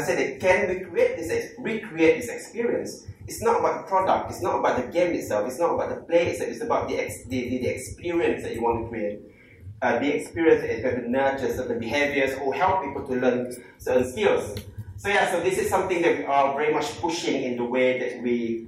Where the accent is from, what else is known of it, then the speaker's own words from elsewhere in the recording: Malaysia; I'm from Malaysia